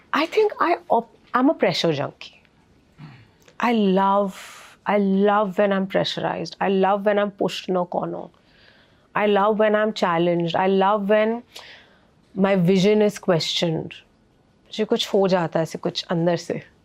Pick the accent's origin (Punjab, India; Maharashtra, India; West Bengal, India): Maharashtra, India; Mumbai; it was beautiful my child hood because Bombay की life और वहाँ की लाइफ ना बहुत अलग है